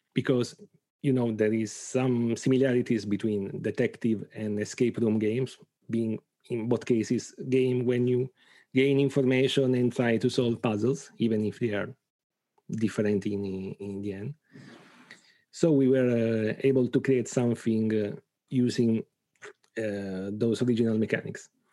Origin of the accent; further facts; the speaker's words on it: Bari, Apulia, Italy; from Italy, from Bari, a small, a, a town in Apulia, in the south of Italy.